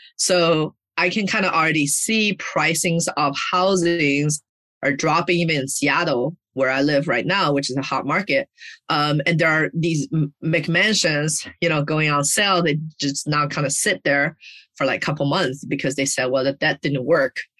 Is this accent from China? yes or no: yes; China; moved away; I grew up in China